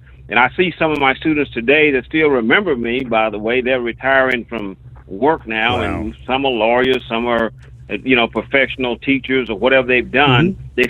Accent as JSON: {"language": "English", "town": "Elgin", "region": "Texas", "country": "United States", "tie": "born or raised there", "moved": "as an adult", "lives_now": "Harlingen, United States", "said": "I grew up in Bastrop County, which is contiguous to Travis County, Austin, Texas, Elgin, Texas, where I grew up on a farm."}